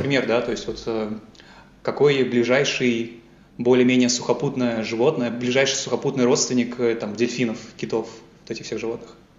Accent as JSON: {"language": "Russian", "town": "Yaroslavl", "region": "Yaroslavl Oblast", "country": "Russia", "tie": "born or raised there", "also_born_or_lived": "Moscow, Russia", "moved": "as an adult", "lives_now": "Munich, Germany", "said": "я э, сам родом из Ярославля. Э, я вырос, ходил в школу в Ярославле"}